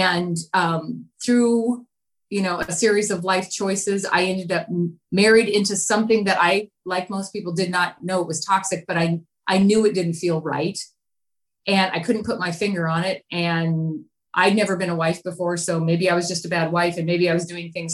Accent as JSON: {"language": "English", "area": "near Bozeman", "region": "Montana", "country": "United States", "tie": "born or raised there", "moved": "yes"}